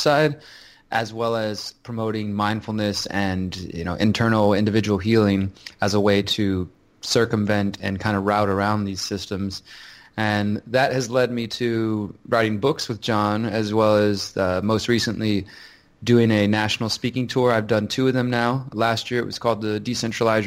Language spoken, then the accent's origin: English; Houston, Texas, United States; I'm from Houston, Texas.